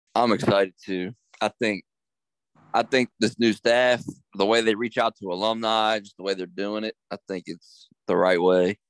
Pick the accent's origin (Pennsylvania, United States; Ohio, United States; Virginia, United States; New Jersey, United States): Virginia, United States; Harrisonburg; I grew up in Harrisonburg